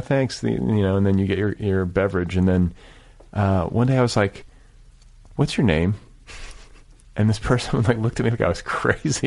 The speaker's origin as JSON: {"language": "English", "region": "Midwest", "country": "United States", "moved": "yes", "lives_now": "Los Angeles, United States", "said": "I'm from the Midwest"}